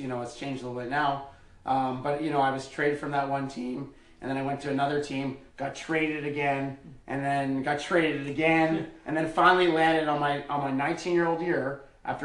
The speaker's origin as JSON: {"language": "English", "region": "Western Canada", "country": "Canada", "said": "I was coming from Western Canada yeah. to the East Coast of the U.S., right?"}